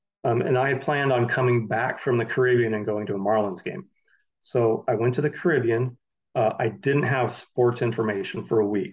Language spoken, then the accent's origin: English; San Francisco Bay Area, California, United States; Growing up in the Bay Area, my family, we went to A's and Giants games.